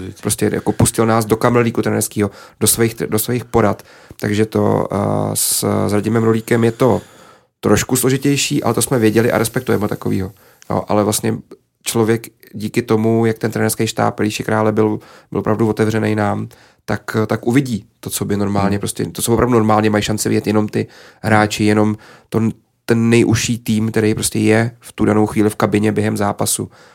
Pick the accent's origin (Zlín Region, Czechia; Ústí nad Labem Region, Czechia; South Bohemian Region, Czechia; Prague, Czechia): South Bohemian Region, Czechia; Písek; moved away; já jsem vyrůstal prostě na malém městě a fandil jsem tomu svýmu svýmu klubu